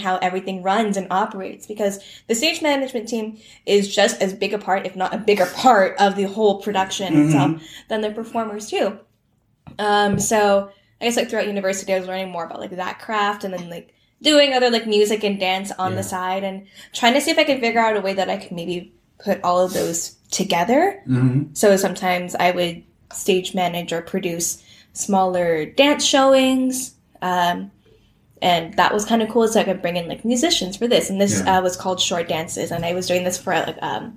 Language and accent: English; Toronto, Ontario, Canada; I grew up in Toronto, and I went to Etobicoke School of the Arts